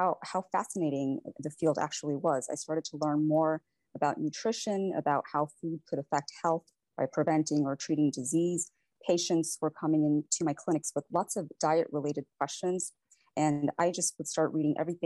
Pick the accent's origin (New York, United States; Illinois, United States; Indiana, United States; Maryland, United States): Indiana, United States; Valparaiso; also born or lived in Varanasi, India; I actually grew up in Valparaiso, Indiana, and it's a small town